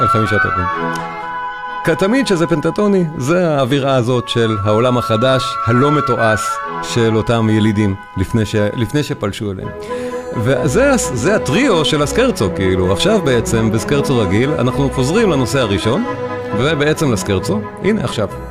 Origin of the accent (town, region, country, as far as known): Israel